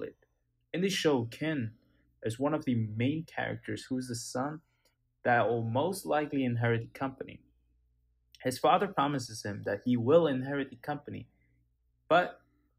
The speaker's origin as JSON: {"language": "English", "town": "Kathmandu", "region": "Bagmati", "country": "Nepal", "tie": "born or raised there", "said": "I was born in Nepal, Kathmandu"}